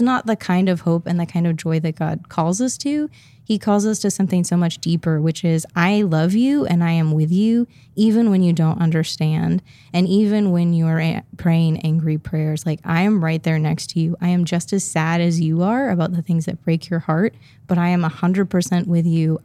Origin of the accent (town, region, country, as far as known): Midwest, United States; now in Portland, United States